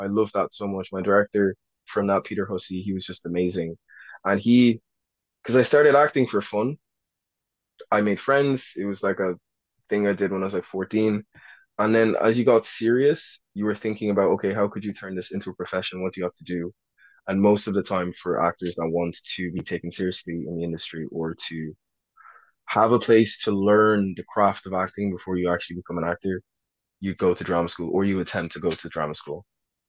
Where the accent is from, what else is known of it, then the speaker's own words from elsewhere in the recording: Ireland; when I grew up in Ireland, I was really exposed to a lot of American media. So in Ireland, my accent, for people that were not attuned to the American accent, would sound American.